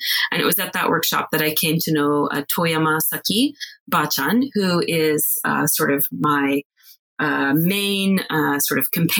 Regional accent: Chattanooga, Tennessee, United States; moved away as an adult; also born or lived in Yokkaichi, Japan; I'm actually from Eastern Tennessee, from a town called Chattanooga. And I was raised there

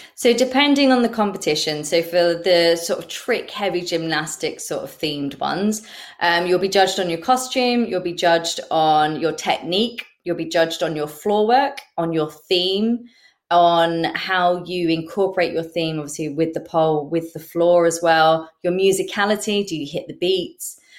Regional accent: England, United Kingdom; as English pole dancers

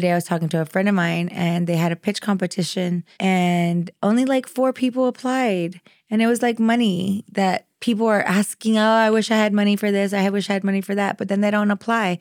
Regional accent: the Rio Grande Valley, South Texas, United States; I'm from the Valley, from South Texas

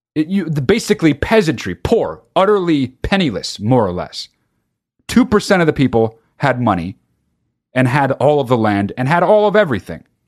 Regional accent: California, United States; also born or lived in New Jersey; when I moved to California from New Jersey

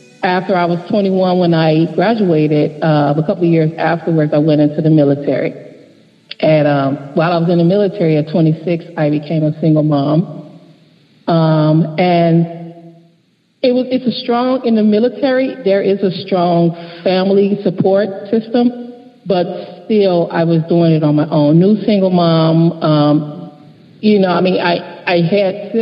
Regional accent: Chicago, Illinois, United States; I was born and raised in Englewood, Chatham area of Chicago, the Robert Taylors

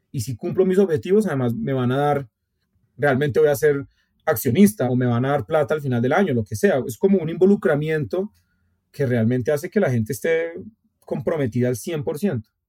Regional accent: Colombia; somos colombianos

